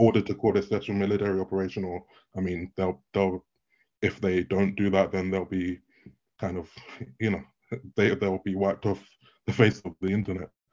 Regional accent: United Kingdom; I'm also British

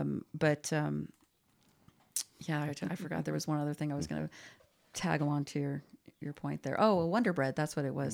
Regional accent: Glendale, California, United States; we grew up in Glendale

